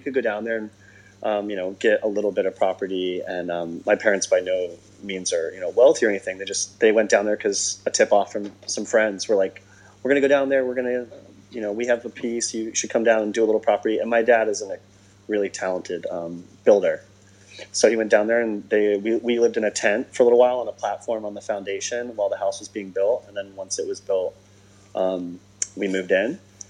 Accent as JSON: {"language": "English", "region": "New England", "country": "United States", "also_born_or_lived": "St. John, US Virgin Islands", "said": "I grew up kind of ping-ponging around a little bit. My parents are New Englanders, and I'm a New Englander. But when I was really, really tiny, like a pea pod, they moved to the Virgin Islands, to a little island called St. John."}